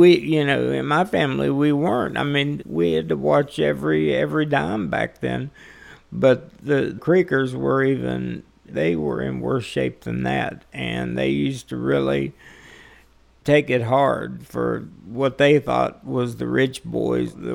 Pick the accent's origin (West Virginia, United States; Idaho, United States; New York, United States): West Virginia, United States; Charleston; moved away as an adult; now in Florida, United States; born and raised in Charleston, West Virginia